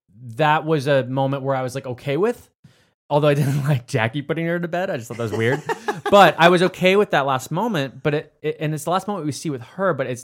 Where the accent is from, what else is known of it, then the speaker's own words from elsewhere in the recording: Florida, United States; I grew up in Florida.